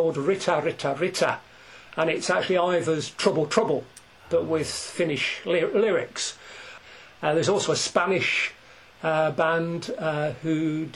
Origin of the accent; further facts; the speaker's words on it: Scotland, United Kingdom; We're both Scottish